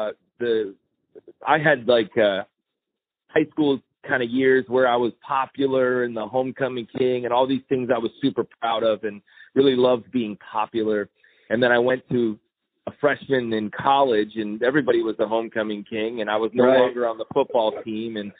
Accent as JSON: {"language": "English", "town": "Chicago", "region": "Illinois", "country": "United States", "tie": "born or raised there", "said": "I'm a preacher's kid from Chicago, Illinois. I'm still in recovery for that, growing up as a preacher's kid, but I grew up in the Chicago suburbs"}